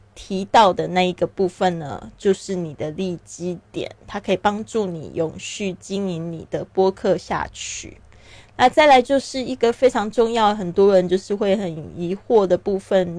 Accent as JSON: {"language": "Chinese", "country": "Taiwan", "tie": "born or raised there", "also_born_or_lived": "Shanghai", "moved": "as an adult", "lives_now": "Barcelona, Spain", "said": "我出生在台湾，那我爸爸是在上海出生的，所以呢，我对这个上海也是非常的有这个感情。我自己后来呢，也因为工作还有结婚的原因呢，我在上海住了七年的时间。那我现在人是在巴塞罗那"}